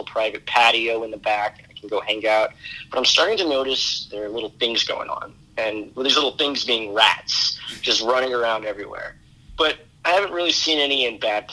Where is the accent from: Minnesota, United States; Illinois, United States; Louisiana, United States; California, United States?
Louisiana, United States; Destrehan; moved away as an adult; also born or lived in New York City; now in New York, United States; stay at home in Destrehan